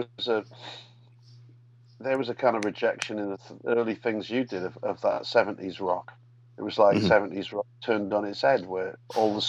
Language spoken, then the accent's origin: English; Newport, Wales, United Kingdom; moved away as an adult; also born or lived in Leeds; now in Chicago, United States; in my hometown in Newport